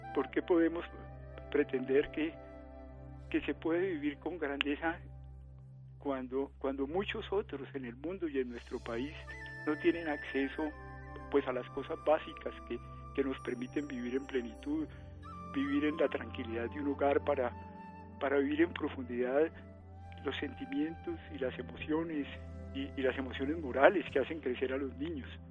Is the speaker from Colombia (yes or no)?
yes; Colombia